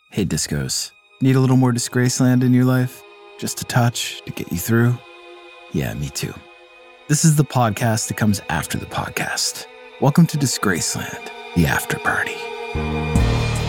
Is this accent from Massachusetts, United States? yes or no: yes; Clinton, Massachusetts, United States; City Hall Music in Clinton, Mass, right on High Street, my hometown record store